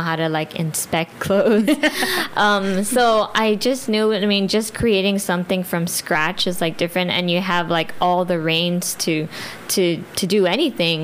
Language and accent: English; Guam; I'm not Chamorro. I'm Filipino, but I'm born and raised here in Guam